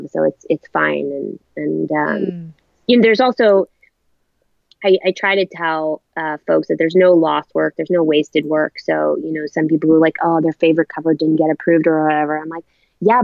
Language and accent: English; Canada; moved away as an adult; also born or lived in Ireland; now in New York, United States; I was originally born in Ireland. I grew up in Canada and I moved to New York when I was 18.